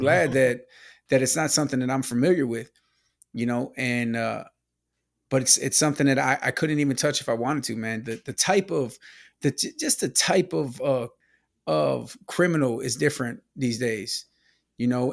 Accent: Milwaukee, Wisconsin, United States; born or raised there; moved away

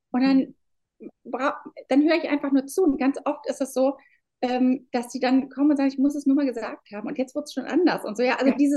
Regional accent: Berlin, Germany; Wenn ich, ich bin aus Berlin, wenn ich zu meinen Frauen komme, dann sind die häufig tatsächlich echt ganz alleine.

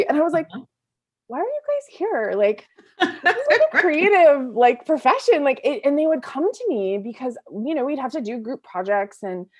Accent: Boston, Massachusetts, United States

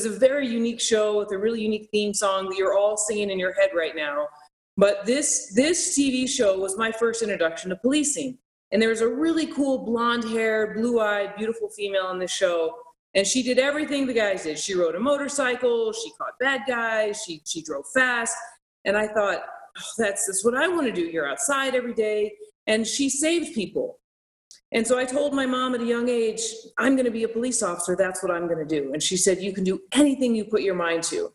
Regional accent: Albuquerque, New Mexico, United States; now in Las Vegas, United States; I grew up in Albuquerque, New Mexico, where the majority of us were Hispanic in my neighborhood. We spoke Spanish

